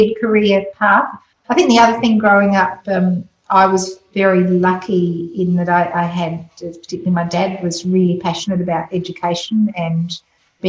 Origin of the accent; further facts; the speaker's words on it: Adelaide, South Australia, Australia; also born or lived in Scotland; we had come out from Scotland, so I was we came to Scotland with my three brothers in the late 60s, so very typical of what was called the 10-pound poms, except we were Scottish. And growing up in Athelstan